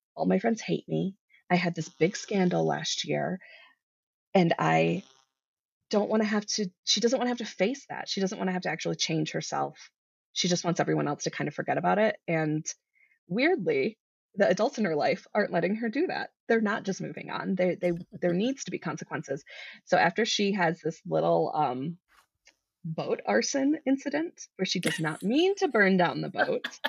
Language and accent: English; Midwest, United States; now in Colorado, United States; I grew up in the Midwest